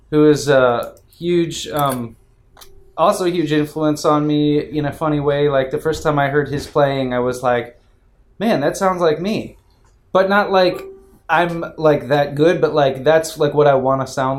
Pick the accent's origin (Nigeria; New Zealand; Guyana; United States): United States; Detroit, Michigan; I'm born and raised in Detroit